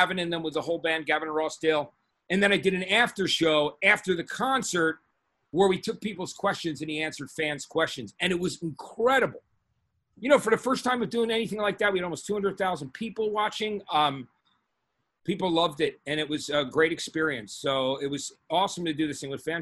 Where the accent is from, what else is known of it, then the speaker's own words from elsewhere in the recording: East Brunswick, New Jersey, United States; moved away as an adult; also born or lived in Los Angeles / New York City; I was from East Brunswick